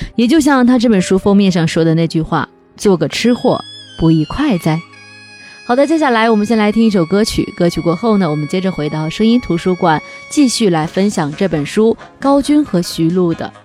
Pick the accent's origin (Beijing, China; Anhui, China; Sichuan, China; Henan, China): Henan, China; now in Changsha, China; 每次回河南老家的时候